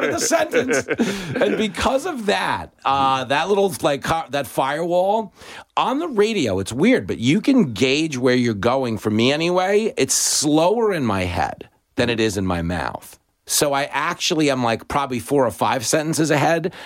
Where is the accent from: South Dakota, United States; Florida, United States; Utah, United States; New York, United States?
New York, United States; Levittown; I grew up in a big Reagan house. I grew up in Levittown